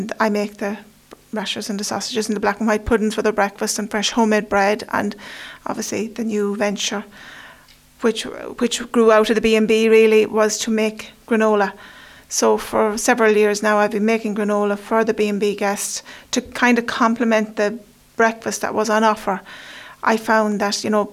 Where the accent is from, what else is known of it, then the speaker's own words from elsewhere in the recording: County Westmeath, Leinster, Ireland; I grew up in County Westmeath with my grandmother and my uncle